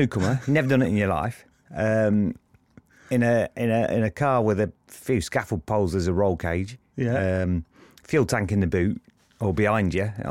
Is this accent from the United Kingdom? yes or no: yes; Luton, East of England, United Kingdom; also born or lived in Lincolnshire; because we're from Luton originally before we moved to Lincolnshire